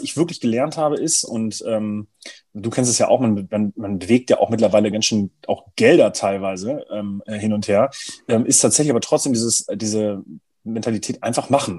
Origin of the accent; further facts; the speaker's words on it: Braunschweig, Lower Saxony, Germany; aus, aus Braunschweig, aus meiner Heimatstadt